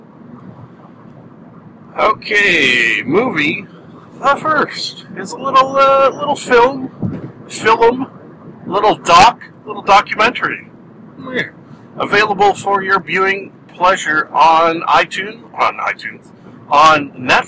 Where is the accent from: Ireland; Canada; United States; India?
Canada; I am a Canadian